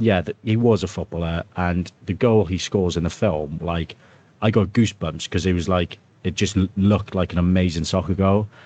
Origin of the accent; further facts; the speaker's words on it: Wales, United Kingdom; as a Welsh person